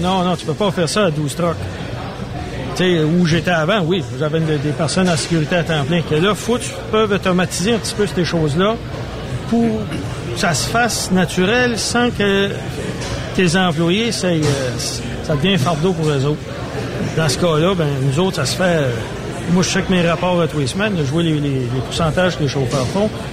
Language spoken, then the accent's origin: French; Edmundston, New Brunswick, Canada; also born or lived in Saint-Louis-du-Ha! Ha!; je suis natif d'Edmundston